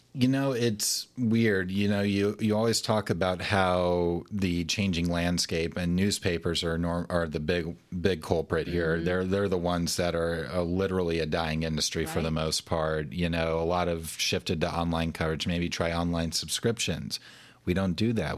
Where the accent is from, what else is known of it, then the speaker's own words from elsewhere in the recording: Alabama, United States; I grew up in Alabama and I'm a big Alabama fan